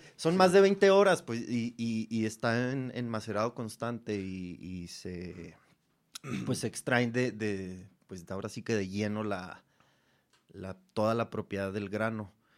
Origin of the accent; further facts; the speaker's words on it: Cuauhtémoc, Chihuahua, Mexico; en el estado, en, Chihuahua, yo, yo, soy de Cuauhtémoc